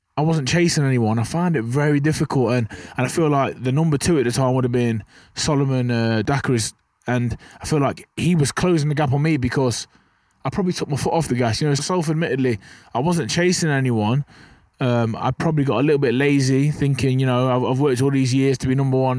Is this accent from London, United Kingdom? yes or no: no; Burton upon Trent, West Midlands, United Kingdom; I'm from Burton on Trent, you know, pe-, people wanna Google that. It's just a small town.